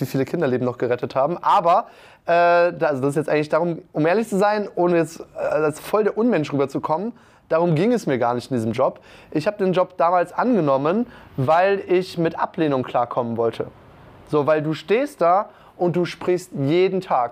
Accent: Aachen, North Rhine-Westphalia, Germany; ich komme aus Aachen, ich komme ja fast aus Köln

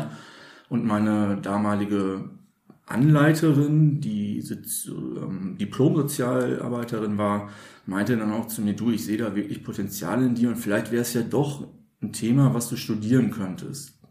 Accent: Münster, North Rhine-Westphalia, Germany; in meinem Heimatort Münster, Nordrhein-Westfalen

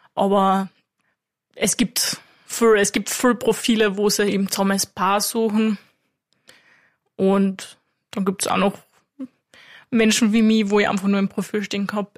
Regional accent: Klagenfurt, Carinthia, Austria; Ich bin aus Klagenfurt

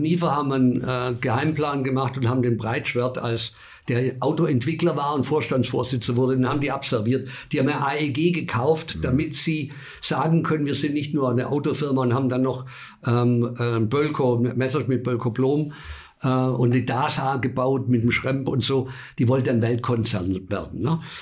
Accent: Bavaria, Germany; ich bin in Bayern geboren

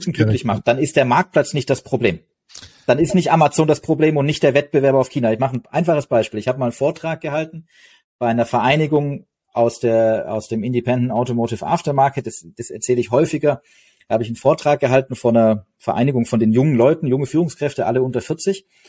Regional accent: Stuttgart, Baden-Württemberg, Germany; ich komme aus Stuttgart

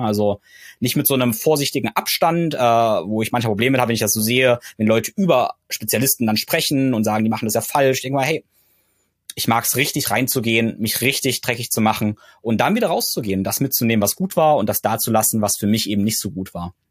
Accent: Germany; bei uns in Deutschland

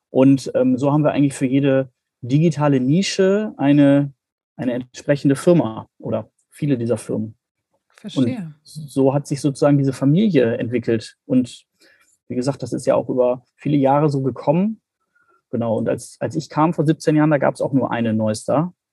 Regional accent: Bremen, Germany; sonst bin ich ja als Bremer durchaus das Hamburger Wetter gewohnt.

